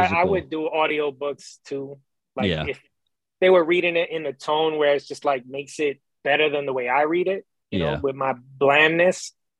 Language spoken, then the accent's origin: English; New York City, New York, United States; moved away as an adult; now in Tobyhanna, United States; I grew up in the Bronx, borough.